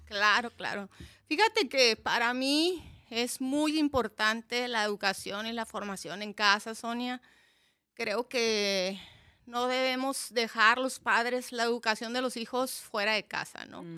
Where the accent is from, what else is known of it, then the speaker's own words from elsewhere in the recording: Mexicali, Baja California, Mexico; moved away as an adult; Soy de aquí de Mexicali, Cachanilla de nacimiento